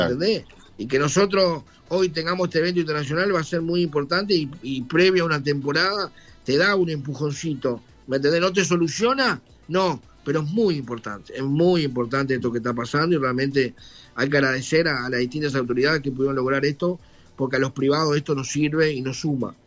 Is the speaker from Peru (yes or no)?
no; Maldonado, Uruguay; nosotros somos de Maldonado